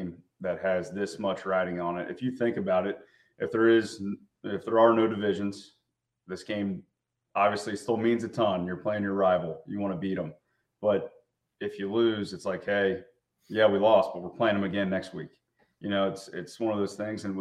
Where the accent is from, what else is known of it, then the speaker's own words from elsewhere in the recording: Ohio, United States; We're both from Ohio, both been around it for a long time